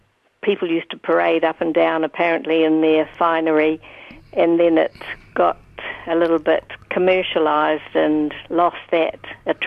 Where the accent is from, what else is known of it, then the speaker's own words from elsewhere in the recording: Dunedin, Otago, New Zealand; also born or lived in Timaru; I was born in Timaru, but we moved here when I was only 6 months old. So Dunedin has been my home.